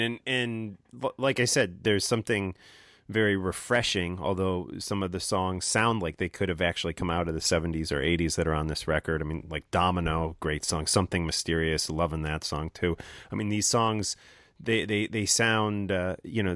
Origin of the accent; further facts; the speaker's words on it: New Jersey, United States; my home state of New Jersey